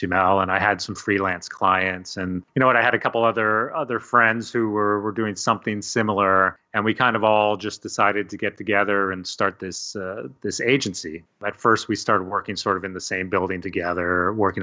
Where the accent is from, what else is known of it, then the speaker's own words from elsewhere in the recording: Hamilton, Ontario, Canada; also born or lived in Toronto; Yeah, so I grew up in Hamilton, Ontario, and I'm still